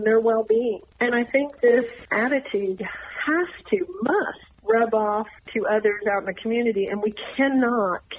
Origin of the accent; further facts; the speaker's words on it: Texas, United States; I'm from Texas